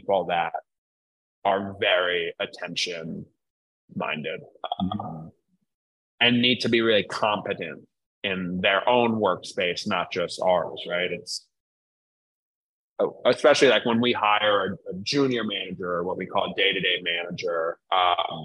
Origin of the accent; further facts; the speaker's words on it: New York, United States; now in Philadelphia, United States; I'm from New York